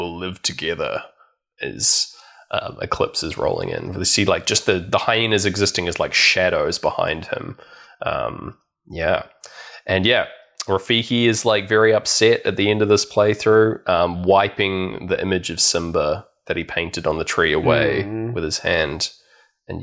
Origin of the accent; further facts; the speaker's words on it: New Zealand; I went to Valentine's as a Kiwi kid